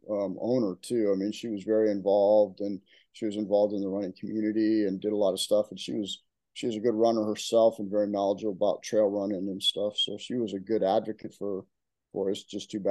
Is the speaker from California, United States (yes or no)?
yes; Novato, California, United States; also born or lived in Nebraska / Florida; now in Texas, United States; I'm born and raised in Northern California, in a small town, or it was at the time a small town called Novato